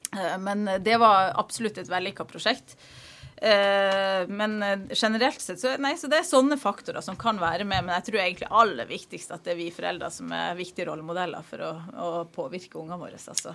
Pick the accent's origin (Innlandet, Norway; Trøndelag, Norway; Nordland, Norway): Nordland, Norway; Narvik; also born or lived in Eastern Norway; now in Stryn, Norway; jeg er fra Narvik i Nord-Norge, men der er det lenge siden jeg har vært.